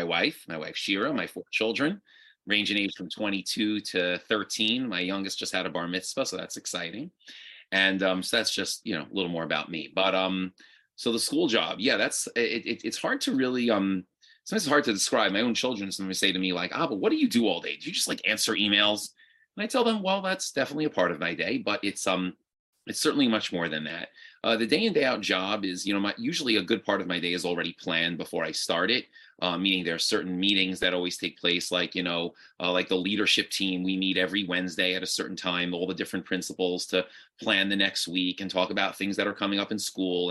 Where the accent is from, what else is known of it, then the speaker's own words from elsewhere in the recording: New York, United States; also born or lived in Boca Raton, Florida / Israel; I grew up in New York and went to different yeshivas my whole life